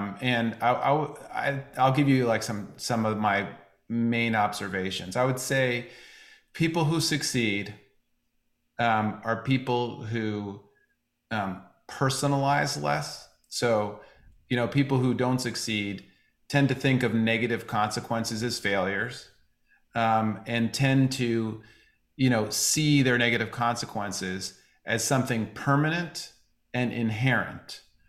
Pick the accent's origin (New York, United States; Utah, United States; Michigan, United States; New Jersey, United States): New York, United States; New York City; I grew up in New York City, and I went to a performing arts high school